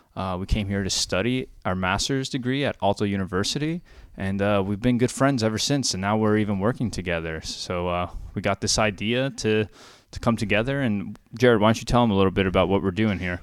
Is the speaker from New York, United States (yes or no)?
yes; New York, United States; moved away as an adult; now in Finland; I'm originally from New York